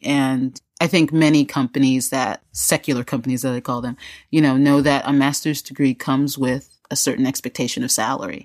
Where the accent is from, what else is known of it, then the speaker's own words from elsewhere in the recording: United States; now in Raleigh, United States; as an American and as a member of this society